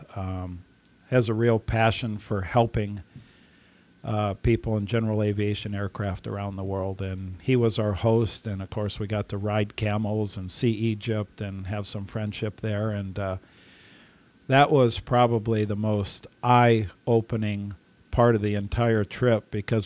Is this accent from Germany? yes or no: yes; Germany; moved away; my parents were German. I grew up in Germany